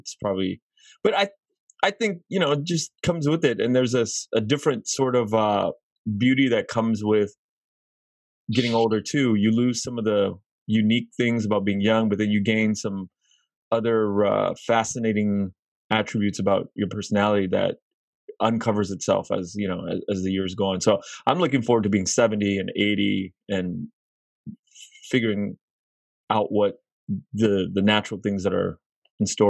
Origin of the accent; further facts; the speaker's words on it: United States; I was born in the States